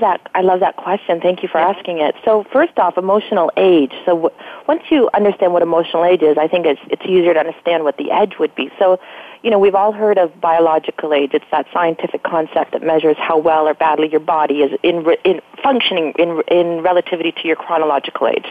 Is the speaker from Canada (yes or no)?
yes; Canada; I'm Canadian